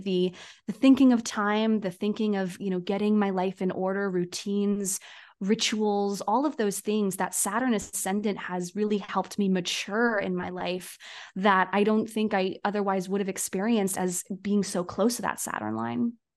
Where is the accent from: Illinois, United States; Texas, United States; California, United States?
California, United States; Poway; my town where I was born in the San Diego area